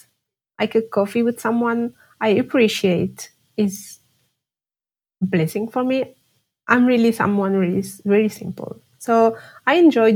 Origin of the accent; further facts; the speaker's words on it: Algeria; English is a second language; moved away as an adult; now in France; I'm living in France right now, but I was born and raised in Algeria